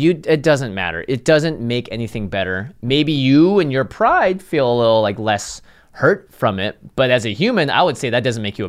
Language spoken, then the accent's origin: English; Seattle, Washington, United States; moved away; I grew up in Seattle.